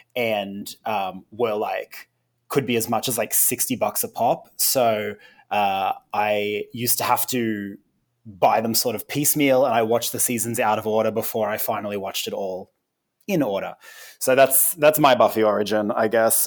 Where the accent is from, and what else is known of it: Australia